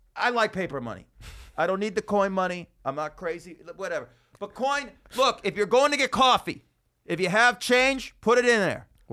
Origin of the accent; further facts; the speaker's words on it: Las Vegas, Nevada, United States; Vegas is my hometown